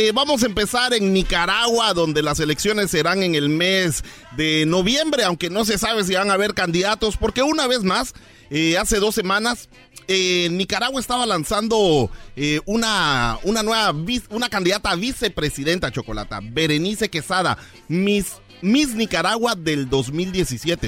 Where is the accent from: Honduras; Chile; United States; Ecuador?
Honduras; mi gente de Honduras